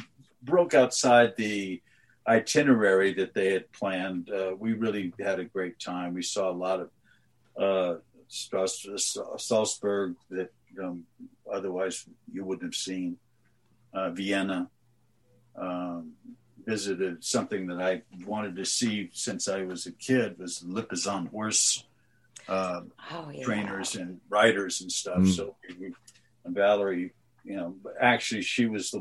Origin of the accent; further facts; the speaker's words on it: New Forest, South East England, United Kingdom; There's an area where I grew up in England called the New Forest